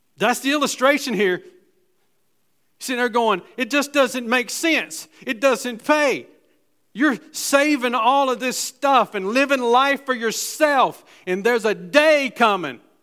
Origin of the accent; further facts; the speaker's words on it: Gastonia, North Carolina, United States; I'm from West Gastonia